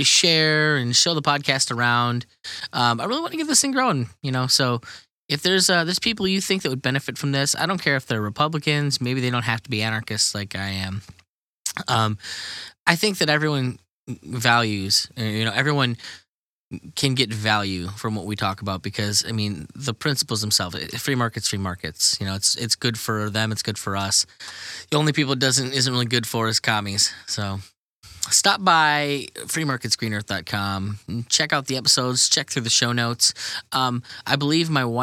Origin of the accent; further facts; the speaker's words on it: New York, United States; I grew up in New York